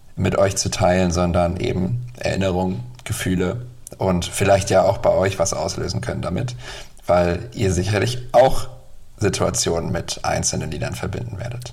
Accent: Bremen, Germany; ich komme ja aus Bremen

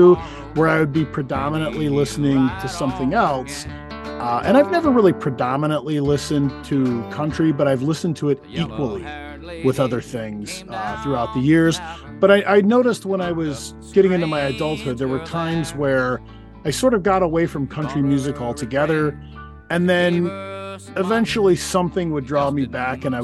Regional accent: West Texas, United States; I grew up in West Texas.

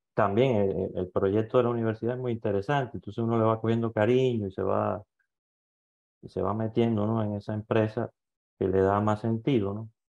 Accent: Cuba; moved away as an adult; also born or lived in Greece / Quito, Ecuador; now in Ecuador; soy cubano

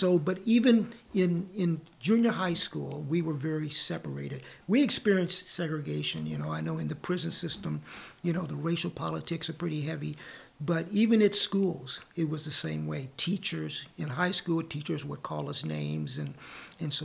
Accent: Santa Ana, California, United States; me growing up in Santa Ana, especially was in the 50s

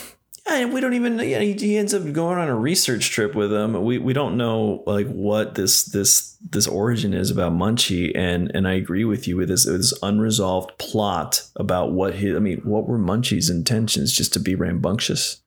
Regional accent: Nashville, Tennessee, United States; also born or lived in Texas; I was raised there, born in Texas, but I was raised in Nashville.

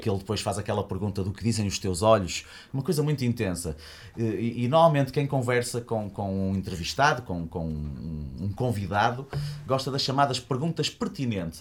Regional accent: Braga, Norte, Portugal; now in Porto, Portugal; Eu nasci em Braga, estudei no Colégio Paulo VI

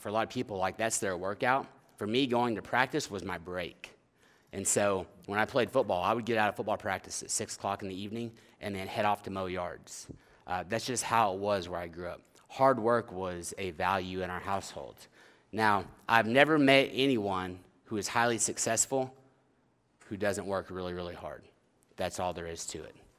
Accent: Oklahoma, United States; moved away; I am from Oklahoma originally

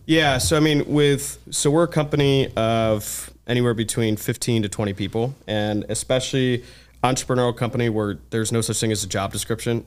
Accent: Ann Arbor, Michigan, United States; I'm originally from Ann Arbor, Michigan

